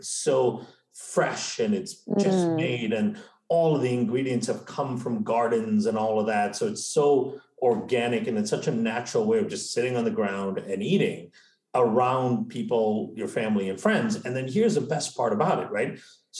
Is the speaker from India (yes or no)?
yes; India; also born or lived in Malaysia; now in United States; So I grew up in India and Malaysia, right? And before moving to the States.